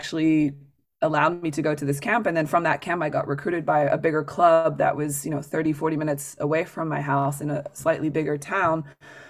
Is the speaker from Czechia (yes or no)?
no; France; moved away; I grew up in France with a very international family. My mom's from the UK. My father's from South America, actually from Chile.